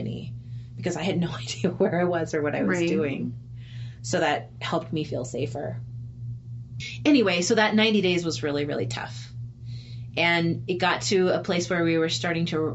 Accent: United States; I'm an American

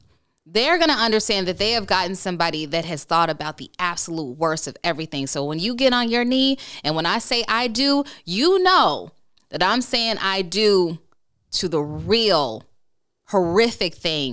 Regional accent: Chicago, Illinois, United States; Look, I'm from the South Side of Chicago. Look, sometimes we just, you should hear my family.

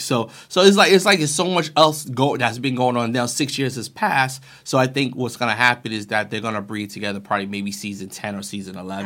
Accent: New York, United States; I'm from New York

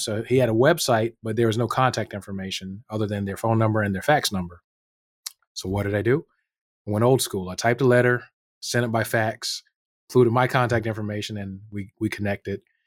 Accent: North Carolina, United States; moved away as an adult; also born or lived in New York City, United States / Northern Virginia, United States; now in Anchorage, United States; I grew up in North Carolina

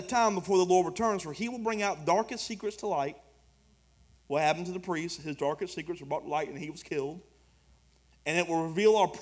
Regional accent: United States; I'm an American

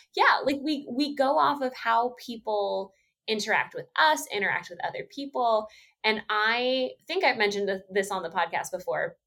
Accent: Texas, United States; moved away; being from Texas

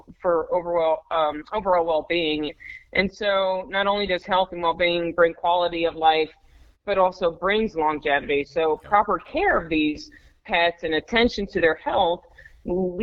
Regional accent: New Jersey, United States; moved away as an adult; also born or lived in Baltimore, Maryland / Florida / Richmond, Virginia; I grew up in New Jersey

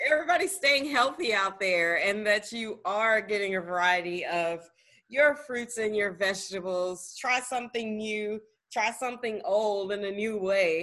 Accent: the South, United States; I'm also from the South

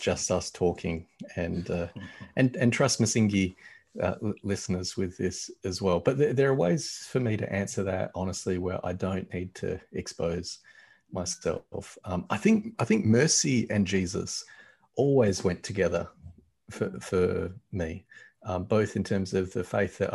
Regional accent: Australia; I grew up in Australia, and I grew up white in Australia

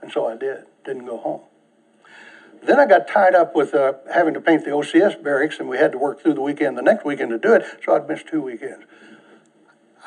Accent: United States; the privilege of being an American

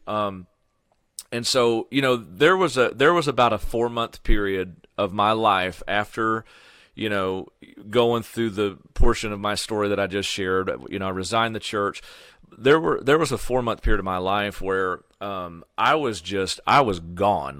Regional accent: Sullivan, Missouri, United States; which is my hometown, Sullivan, Missouri

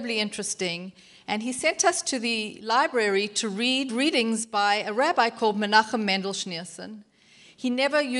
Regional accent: Bulawayo, Zimbabwe; moved away; also born or lived in Durban, South Africa / Houston, United States; born in Bulawayo, Zimbabwe, long before you.

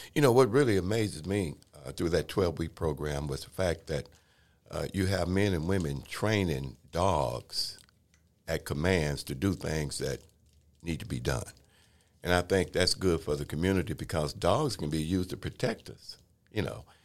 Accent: Waco, Texas, United States; when I was growing up in Waco, Texas, born in nineteen fifty-two

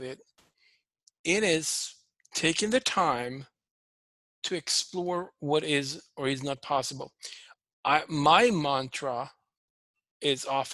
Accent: Sweden; English is a second language; moved away as an adult; also born or lived in Toronto, Canada; now in United States; I'm originally from Sweden. I grew up on a dairy farm.

